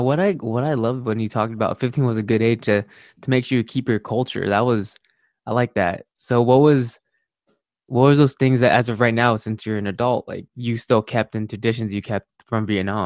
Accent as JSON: {"language": "English", "country": "United States", "tie": "born there", "said": "I'm going on an age where I was born in the States, and it was like I moved out for college, and I'm like turning 28."}